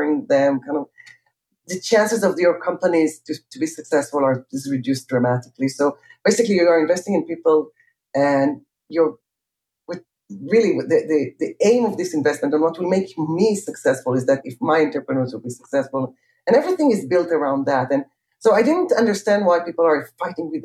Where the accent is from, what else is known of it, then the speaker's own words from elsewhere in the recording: Jerusalem, Jerusalem District, Israel; I grew up in Jerusalem